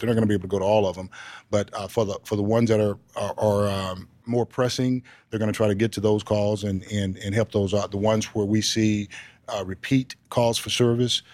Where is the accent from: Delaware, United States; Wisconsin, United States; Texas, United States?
Texas, United States; I'm a Texan